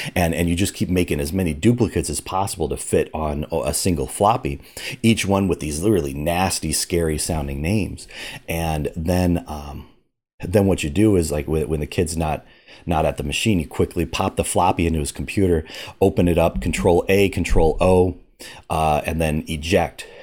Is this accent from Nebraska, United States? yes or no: yes; Omaha, Nebraska, United States; grew up in Omaha, Nebraska